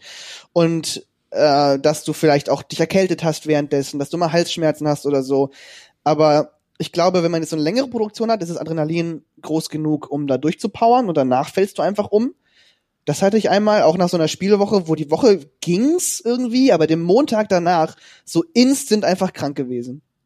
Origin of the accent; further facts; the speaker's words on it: near Kassel, Hesse, Germany; moved away as an adult; also born or lived in Detmold; ich komme ja ursprünglich aus Hessen, bei der Nähe von Kassel